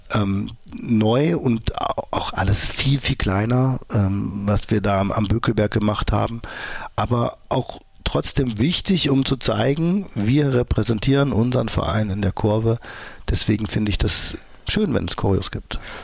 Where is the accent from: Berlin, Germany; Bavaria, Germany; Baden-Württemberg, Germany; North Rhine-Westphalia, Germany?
North Rhine-Westphalia, Germany; Mönchengladbach; Und wir haben bei uns in Mönchengladbach Fußball gespielt. Da war ich so 17 oder so